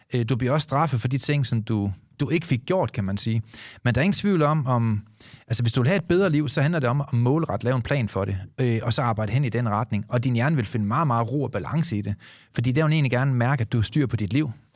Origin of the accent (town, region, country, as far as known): Denmark